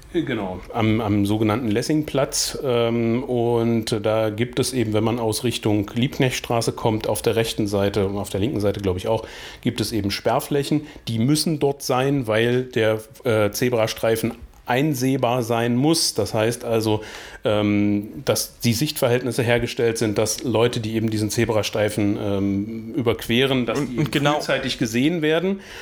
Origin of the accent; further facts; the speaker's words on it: Blankenburg, Saxony-Anhalt, Germany; weil ich ja gebürtiger Blankenburger bin